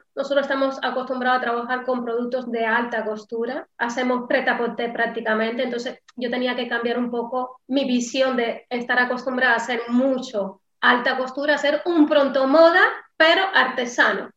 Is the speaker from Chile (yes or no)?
no; Cuba; moved away; Sí, vengo de Cuba y qué. Sí, soy cubana